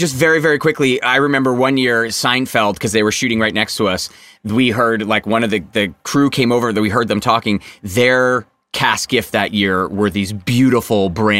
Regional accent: Hartford, Connecticut, United States; Shout out to Hartford, my hometown.

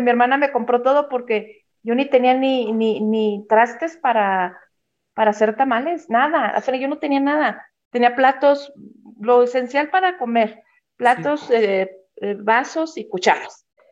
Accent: Mexico City, Mexico; moved away as an adult; now in Zacatecas, Mexico; yo soy originalmente de Ciudad de México, pero me vine de vacaciones acá y acá fue donde me casé, acá en Zacatecas.

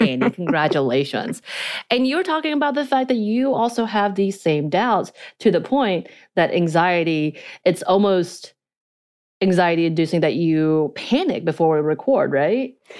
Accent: North Georgia, United States; accent: North Georgia mountain accent; Korean accent; first language Korean; English is a second language

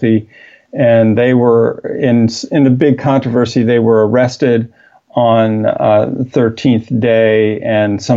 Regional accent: Midwest of the United States, United States; growing up in the Middle West of the United States

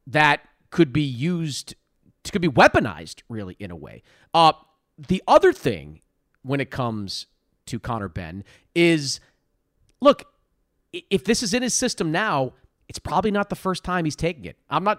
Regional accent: Boston, Massachusetts, United States; I grew up in Boston

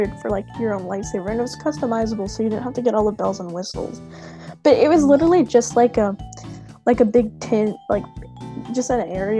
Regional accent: the South, Alabama, United States; now in California, United States; I grew up in the South, actually. I lived 6 years in Alabama

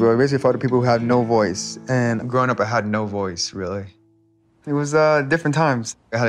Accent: Glendale, California, United States; Live in a one-bedroom apartment in downtown Glendale. Single mom, ….

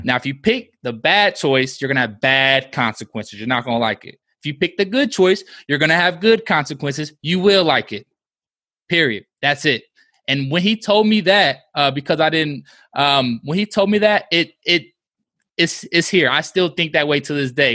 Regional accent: Midwest, United States; we're from the Midwest, and we say y'all too

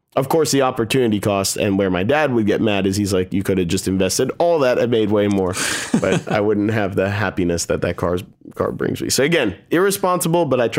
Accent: Bethesda, Maryland, United States; they have this big house that we grew up in Bethesda.

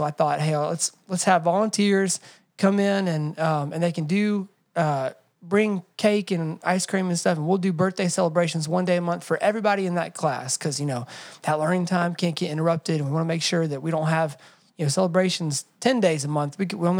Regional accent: Atlanta, Georgia, United States; I grew up in Atlanta, so I had a lot of friends who looked different than me and had different cultural traditions than me

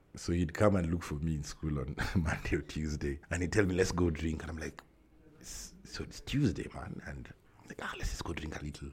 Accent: Nairobi, Kenya; I'm from Nairobi, Kenya.

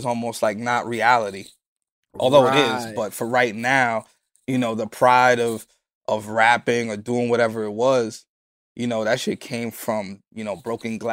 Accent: New York City, New York, United States; I'm from the Bronx

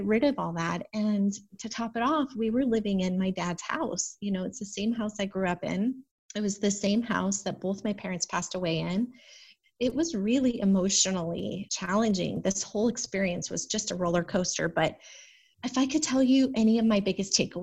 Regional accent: Arizona, United States; moved away as an adult; also born or lived in Phoenix; I'm from Arizona. It's brown

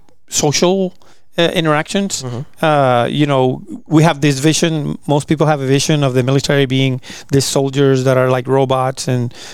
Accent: Puerto Rico; moved away as an adult; also born or lived in Abilene, Texas / Italy; now in Fort Worth, United States; I'm originally from Puerto Rico

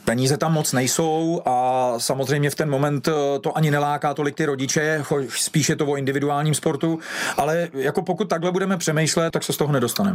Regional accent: Železný Brod, Liberec Region, Czechia; moved away as an adult; now in Plzeň, Czech Republic; kdy jsem odcházel z Železného brodu

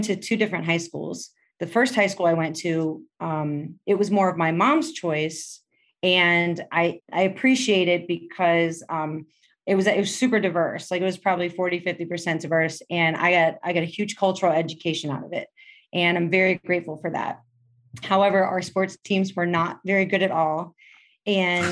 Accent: Cincinnati, Ohio, United States; now in Chicago, United States; I grew up in Cincinnati

